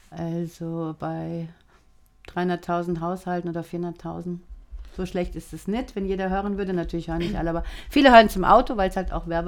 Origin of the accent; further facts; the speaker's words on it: Frankfurt am Main, Hesse, Germany; wir sind zusammen aufgewachsen in Frankfurt am Main.